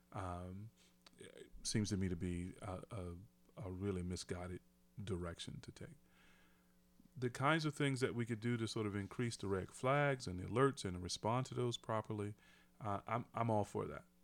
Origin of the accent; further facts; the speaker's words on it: United States; I'm an American